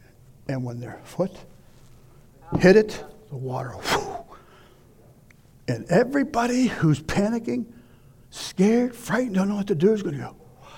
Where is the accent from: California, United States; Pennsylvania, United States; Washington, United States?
Pennsylvania, United States; Pittsburgh; moved away as an adult; When we moved here in 84, it was, you'll laugh, but it was almost the Garden of Eden. I come from Pittsburgh.